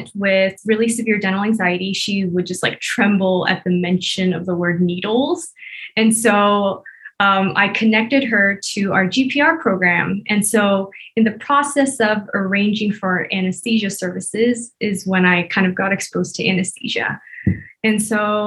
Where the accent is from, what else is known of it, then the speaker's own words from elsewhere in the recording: Bay Area, California, United States; moved away as an adult; now in Las Vegas, United States; I'm originally from the Bay Area in California, but right now I'm in Vegas